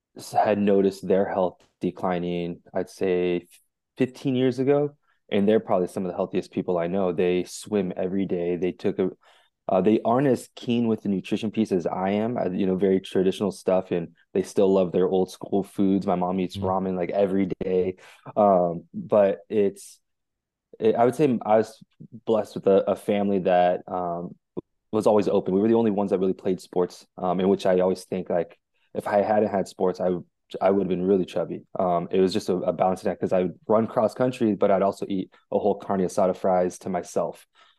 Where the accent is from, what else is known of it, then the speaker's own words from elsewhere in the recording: California, United States; So I'm the middle of five kids. I grew up in Orange County, California.